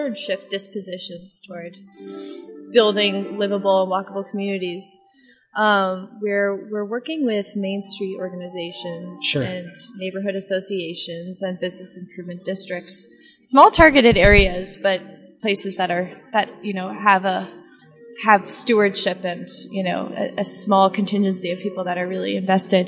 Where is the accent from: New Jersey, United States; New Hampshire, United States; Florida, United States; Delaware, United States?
New Hampshire, United States; I'm from New Hampshire